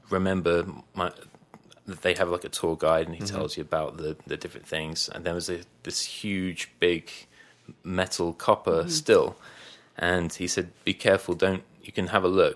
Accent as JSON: {"language": "English", "region": "England", "country": "United Kingdom", "said": "I'm from England"}